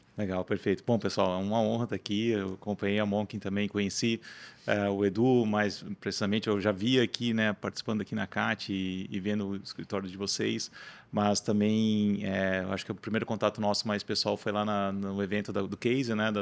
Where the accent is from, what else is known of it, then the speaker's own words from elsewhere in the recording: Rio do Sul, Santa Catarina, Brazil; eu sou natural de Rio do Sul, né, interior do estado